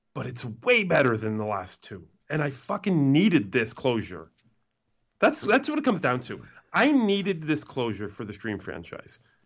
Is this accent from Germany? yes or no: no; Canada; I'm Canadian